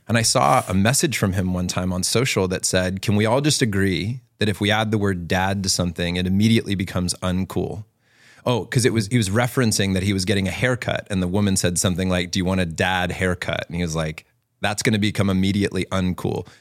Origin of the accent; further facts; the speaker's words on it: Virginia Beach, Virginia, United States; growing up in Virginia Beach